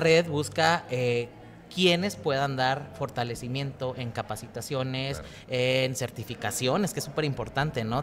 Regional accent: Ciudad Juárez, Chihuahua, Mexico; soy criado en Ciudad Juárez, eh, nacido en Chihuahua

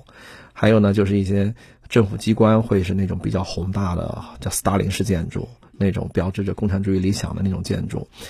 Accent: an industrial city in Anhui, China; 因为我出生的地方是一个安徽的一个工业城市，那个时候我小的时候的印象中就有很多的那种赫鲁晓夫楼。

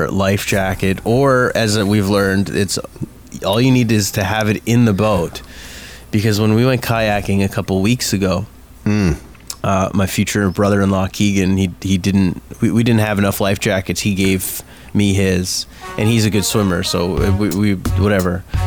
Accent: Mississauga, Ontario, Canada; I grew up in Mississauga

